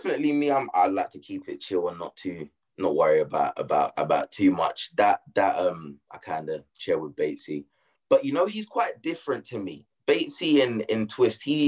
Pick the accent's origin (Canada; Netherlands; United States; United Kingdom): United Kingdom; London; accent: Cockney; I'm from East London